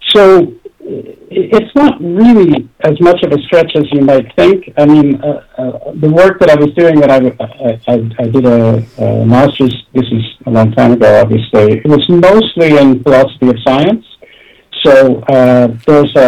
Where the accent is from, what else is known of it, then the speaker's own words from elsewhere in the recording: Toronto, Ontario, Canada; I grew up in Toronto